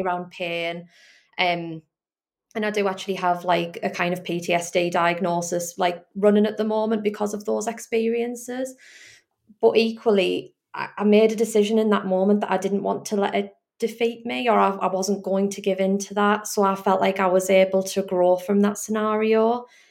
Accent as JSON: {"language": "English", "area": "the Northeast", "region": "North East England", "country": "United Kingdom", "said": "I'm obviously from the Northeast."}